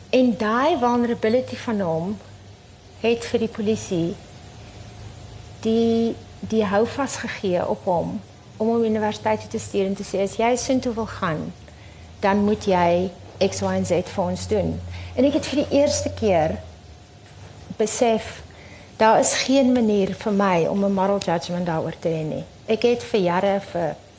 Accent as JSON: {"language": "Afrikaans", "town": "Wellington", "region": "Western Cape", "country": "South Africa", "tie": "born or raised there", "said": "my tuisdorp connection in Wellington"}